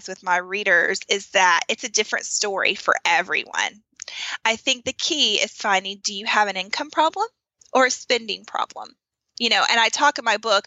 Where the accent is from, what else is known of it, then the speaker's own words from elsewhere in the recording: the South, United States; growing up in America, in the South